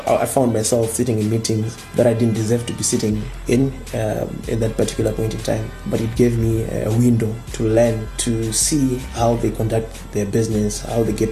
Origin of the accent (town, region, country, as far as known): Zimbabwe